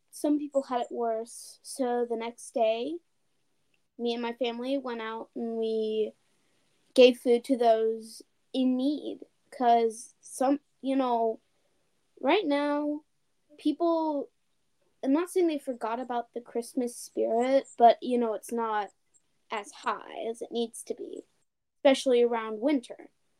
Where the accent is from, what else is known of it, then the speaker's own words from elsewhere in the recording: Apex, North Carolina, United States; now in Clarksville, United States; I'm from North Carolina, Apex. I'm living in Clarksville, Tennessee right now.